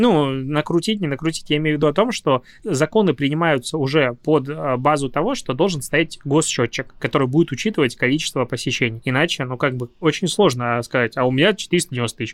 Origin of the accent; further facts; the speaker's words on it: Belarus; now in Russia; я приехал из Беларуси